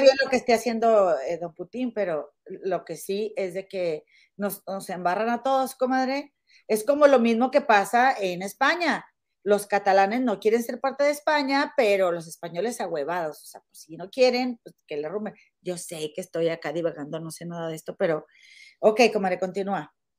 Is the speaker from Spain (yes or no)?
no; Monterrey, Nuevo León, Mexico; now in United States